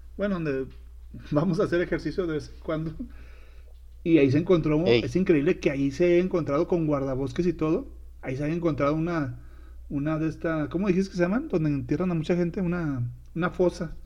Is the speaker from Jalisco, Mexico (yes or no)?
no; Sinaloa, Mexico; moved away; allá en mi tierra, en Sinaloa